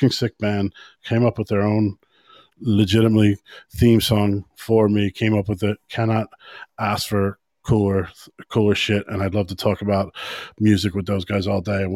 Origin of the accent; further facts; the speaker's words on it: United States; now in Ireland; I'm American still